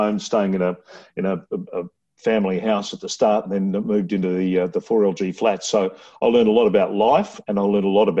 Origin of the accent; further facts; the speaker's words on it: Brisbane, Queensland, Australia; also born or lived in Laverton, Melbourne, Victoria; I was born in Melbourne, but I went to school in Queensland.